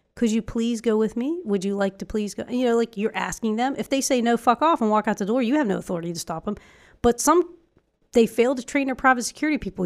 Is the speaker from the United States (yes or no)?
no; Ireland; moved away; our our family out there in Ireland because we come from Ireland